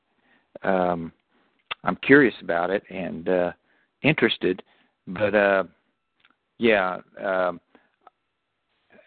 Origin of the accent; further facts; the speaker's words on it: Norman, Oklahoma, United States; Norman area, down here, close to Oklahoma City.